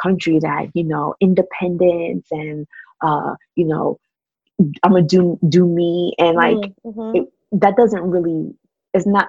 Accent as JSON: {"language": "English", "town": "New York City", "region": "New York", "country": "United States", "tie": "born or raised there", "said": "being raised in that type of household growing up in Brooklyn, where my mom had friends on the block"}